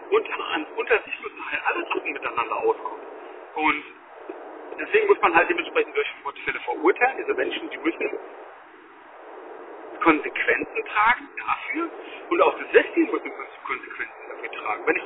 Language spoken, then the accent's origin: German; Germany; wir als Deutsche müssen halt bald offen sein